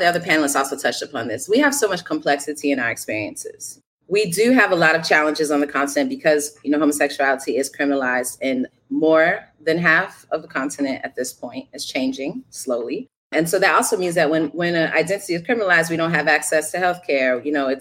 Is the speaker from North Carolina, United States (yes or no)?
no; Chicago, Illinois, United States; I grew up on the south side of Chicago